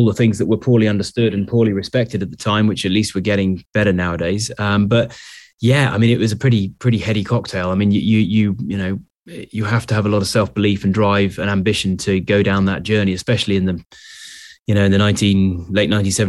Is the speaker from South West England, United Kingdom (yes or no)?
yes; Sherborne, South West England, United Kingdom; born there; I was born in Sherborne in Dorset. I went to boarding school in Taunton in Somerset.